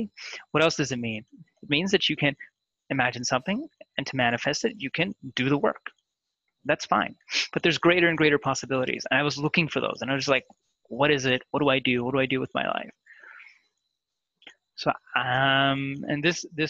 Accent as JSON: {"language": "English", "town": "Kitchener", "region": "Ontario", "country": "Canada", "tie": "born or raised there", "also_born_or_lived": "India / Toronto", "said": "I grew up in a city called Kitchener, which is it's called Kitchener-Waterloo"}